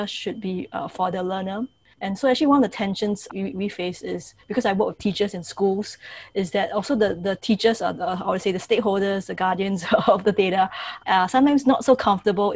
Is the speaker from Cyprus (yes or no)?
no; Singapore; so I'm from Singapore, and many of the schools that we have